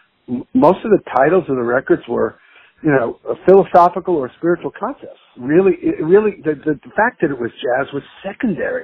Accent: Long Island, New York, United States; living in Long Island

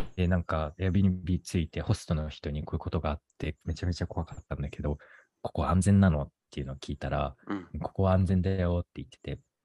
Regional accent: Tokyo, Japan; moved away as an adult; now in Boston, United States; 東京で生まれ育ったから結構何でも徒歩圏内っていうのに慣れてた

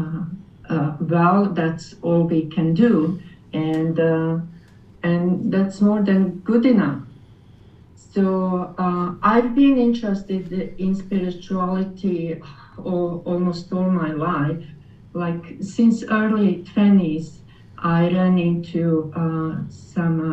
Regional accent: Croatia; English is a second language; moved away as an adult; now in Kitchener, Canada; I came from Europe, Croatian background. Actually, we came as refugees to Canada 27 years ago

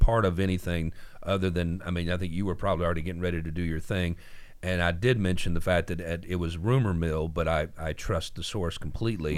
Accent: Tennessee, United States; we're from Tennessee

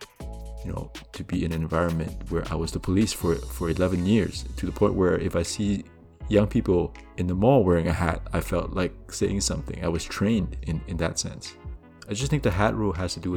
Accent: Canada; I grew up here in Canada

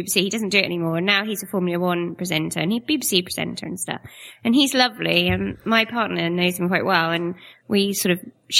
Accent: Hexham, North East England, United Kingdom; also born or lived in Lincolnshire; now in Norfolk, United Kingdom; I'm from Hexham in Northumberland.

